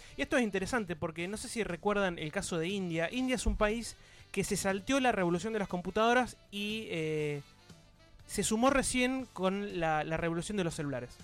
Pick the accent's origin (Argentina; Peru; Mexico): Argentina; soy argentino